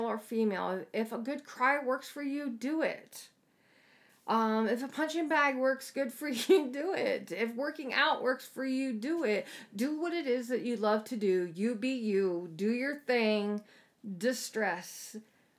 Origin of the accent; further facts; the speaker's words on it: East Coast, United States; moved away; Where I grew up at on the East Coast